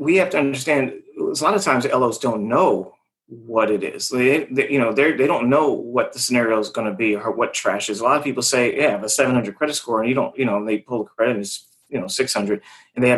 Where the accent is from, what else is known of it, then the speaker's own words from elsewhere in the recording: California, United States; I'm from California. I'm from the area they're always selling in.